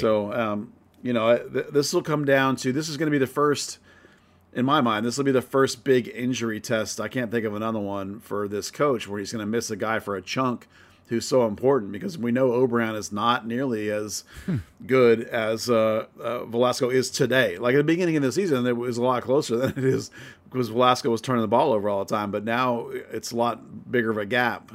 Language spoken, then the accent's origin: English; United States; as an American